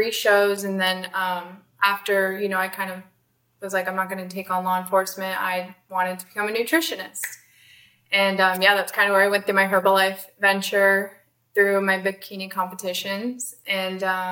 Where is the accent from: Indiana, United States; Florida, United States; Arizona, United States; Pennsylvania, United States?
Arizona, United States; also born or lived in California; born in California, raised in Arizona